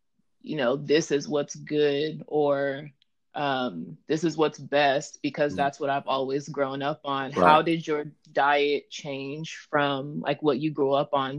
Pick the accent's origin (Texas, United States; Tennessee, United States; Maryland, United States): Texas, United States; I'm from Texas as well